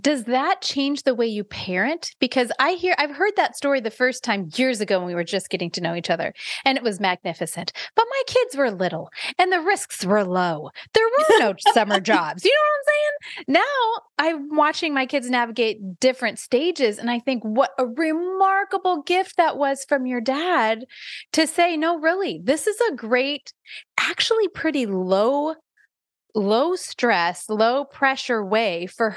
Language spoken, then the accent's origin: English; Iowa, United States; I am from Iowa.